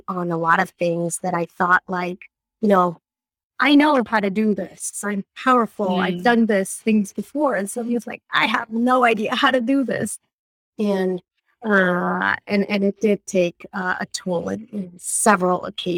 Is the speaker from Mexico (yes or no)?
yes; Mexico City, Mexico; moved away as an adult; now in Rhode Island, United States; I was born and raised in Mexico, in Mexico City.